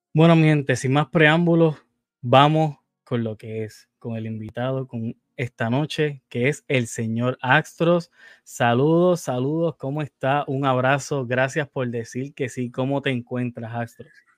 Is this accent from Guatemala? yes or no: no; Puerto Rico; yo soy de Puerto Rico